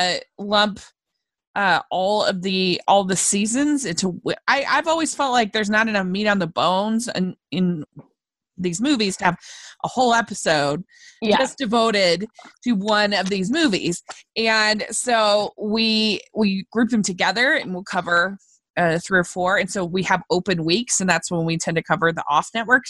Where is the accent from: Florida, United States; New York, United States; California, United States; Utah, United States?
Utah, United States; also born or lived in Draper, Utah; I'm from Utah.